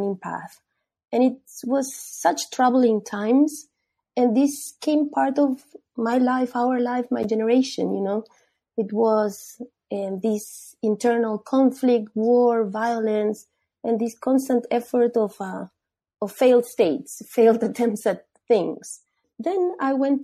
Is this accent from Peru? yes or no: yes; Peru; moved away; I'm from Peru. I was born there.